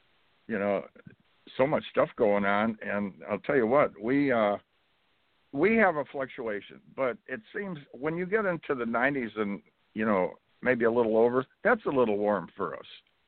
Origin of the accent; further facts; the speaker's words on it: Chicago, Illinois, United States; moved away; I was from Chicago and it gets hot there